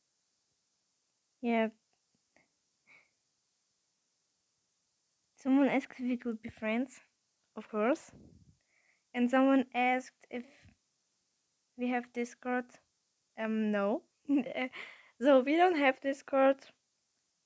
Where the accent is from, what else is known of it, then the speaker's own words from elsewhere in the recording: Russia; I was born in Russia, but my nationality is actually German because my family is German.